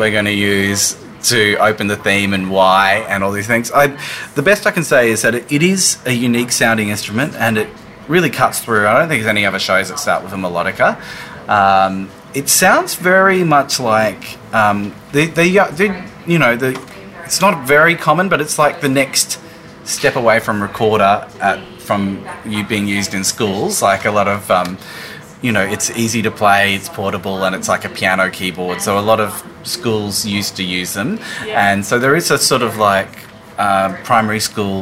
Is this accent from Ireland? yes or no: no; Brisbane, Queensland, Australia; I grew up in Brisbane, and I went to uni here